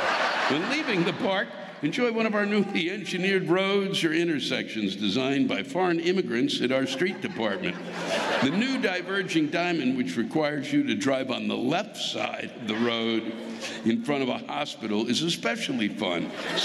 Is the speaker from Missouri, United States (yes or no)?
yes; St. Louis, Missouri, United States; now in Indiana, United States; in my hometown of St. Louis, Hoosier means redneck, giving new meaning to the garbage company here of Hoosier disposal.